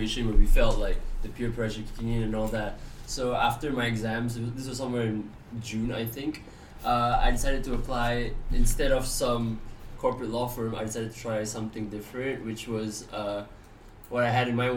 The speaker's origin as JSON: {"language": "English", "town": "Gombak", "region": "Selangor", "country": "Malaysia", "moved": "as an adult", "lives_now": "London, United Kingdom", "said": "I am from Gombak"}